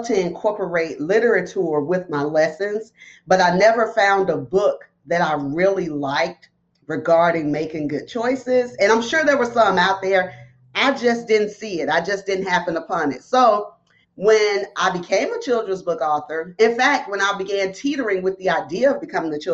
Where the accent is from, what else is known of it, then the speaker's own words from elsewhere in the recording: Bessemer, Alabama, United States; moved away as an adult; also born or lived in Birmingham, Alabama; now in Georgia, United States; We're not originally from Georgia. I'm from Bessemer, Alabama